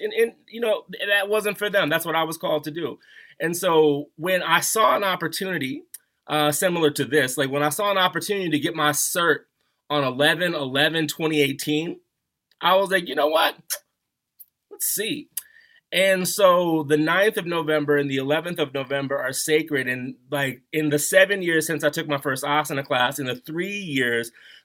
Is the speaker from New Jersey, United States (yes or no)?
no; Baltimore, Maryland, United States; moved away as an adult; also born or lived in Washington, D.C. / New York; now in Denver, United States; I'm from like the Baltimore area